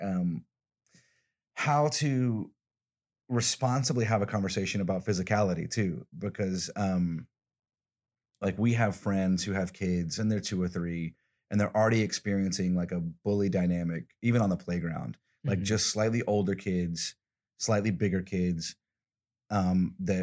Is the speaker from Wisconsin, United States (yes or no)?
no; Alabama, United States; I'm from the South, I'm from Alabama